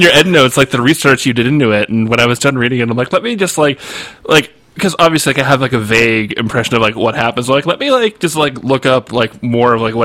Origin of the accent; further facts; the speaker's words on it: Massachusetts, United States; now in California, United States; I grew up in Massachusetts